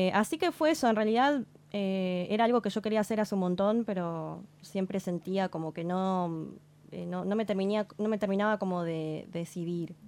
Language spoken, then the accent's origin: Spanish; Campana, Buenos Aires Province, Argentina; yo soy de Campana.